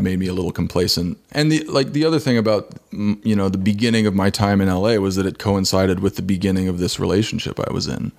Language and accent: English; Kansas City, Missouri, United States; moved away as an adult; now in Los Angeles, United States; I'm from Kansas City